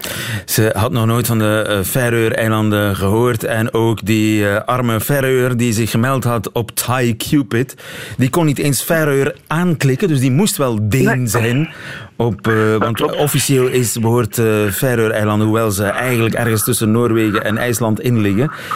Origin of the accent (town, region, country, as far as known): Flemings, Flanders, Belgium